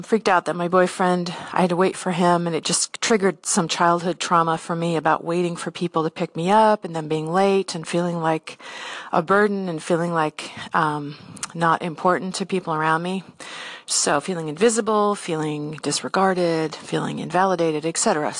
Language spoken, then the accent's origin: English; San Diego, California, United States; now in Seattle, United States; And I grew up in San Diego